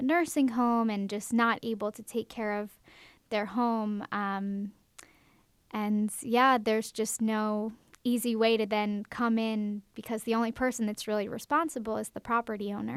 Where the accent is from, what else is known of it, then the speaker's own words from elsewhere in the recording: Baltimore, Maryland, United States; moved away as an adult; now in Macon, United States; I'm from Baltimore, Maryland